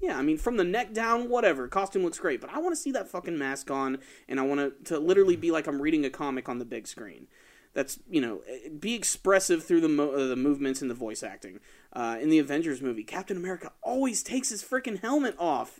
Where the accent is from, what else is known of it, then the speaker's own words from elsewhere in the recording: Atlanta, Georgia, United States; I'm from Atlanta